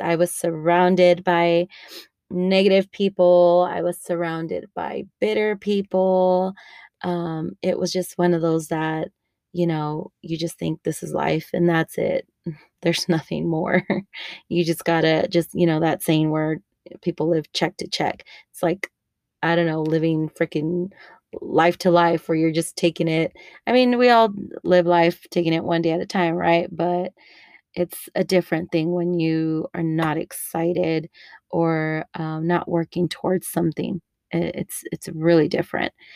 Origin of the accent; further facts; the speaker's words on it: El Paso, Texas, United States; also born or lived in Denver; I live in El Paso, Texas, where I was raised. I grew up in the Lower Valley and San Elisario area